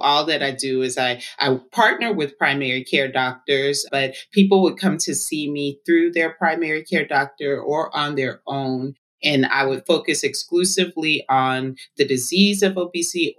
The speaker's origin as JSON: {"language": "English", "town": "Atlanta", "region": "Georgia", "country": "United States", "tie": "born or raised there", "said": "I grew up in Atlanta, Georgia. I'm first generation Liberian American"}